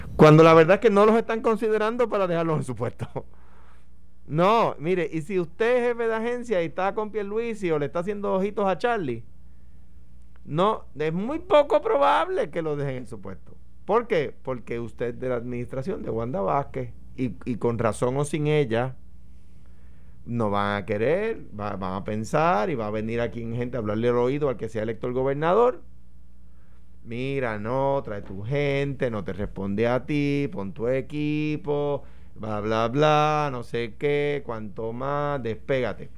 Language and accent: Spanish; Puerto Rico; me hago como puertorriqueño